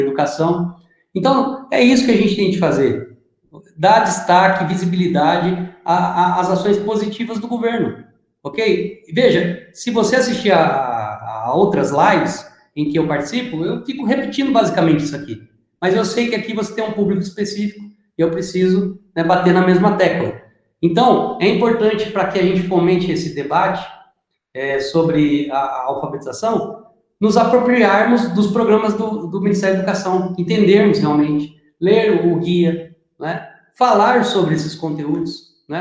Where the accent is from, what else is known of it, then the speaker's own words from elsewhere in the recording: Paraná, Brazil; Eu sou do Paraná, mas o pessoal fala que eu sou mineiro